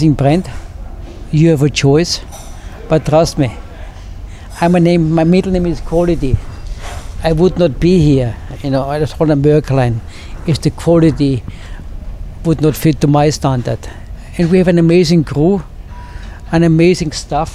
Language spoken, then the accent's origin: English; Austria; moved away as an adult; I grew up in Austria